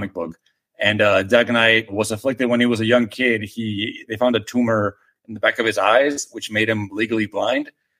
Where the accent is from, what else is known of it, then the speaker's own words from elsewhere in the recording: Nuevo Laredo, Tamaulipas, Mexico; English is a second language; moved away as an adult; now in Austin, United States; I grew up in Mexico for the first 18 years of my life